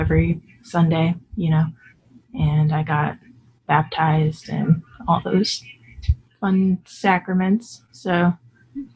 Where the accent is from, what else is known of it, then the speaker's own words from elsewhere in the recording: Omaha, Nebraska, United States; moved away as an adult; now in Kansas City, United States; I'm from Omaha, Nebraska. I am currently living in Kansas City